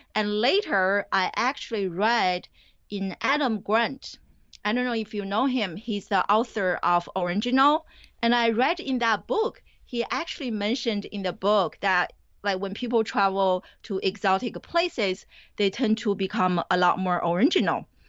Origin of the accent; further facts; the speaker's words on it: Beijing, China; moved away as an adult; also born or lived in New Jersey; now in United States; I grew up in China. I didn't come to the U S until, I think, two thousand three to go to graduate school.